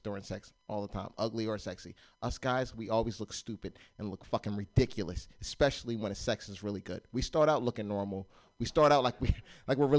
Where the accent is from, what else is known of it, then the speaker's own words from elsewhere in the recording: Warminster, Pennsylvania, United States; moved away; I'm from Warminster, Pennsylvania.